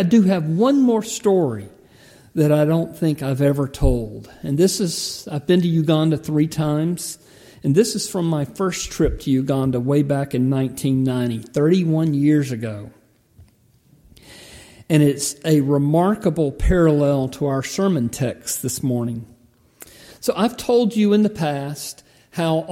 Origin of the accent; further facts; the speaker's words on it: United States; I'm an American.